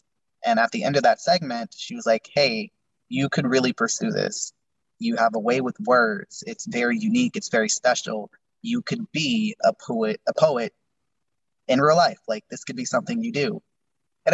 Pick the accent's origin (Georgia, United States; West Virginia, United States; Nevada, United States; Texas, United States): Nevada, United States; Las Vegas; also born or lived in California; I was born in California, and I moved to Vegas in second grade, and I've been here ever since.